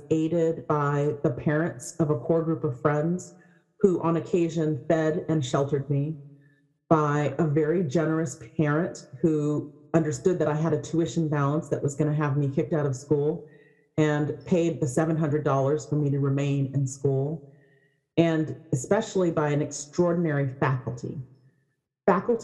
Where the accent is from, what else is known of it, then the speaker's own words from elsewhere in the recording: Berkeley, California, United States; I grew up in Berkeley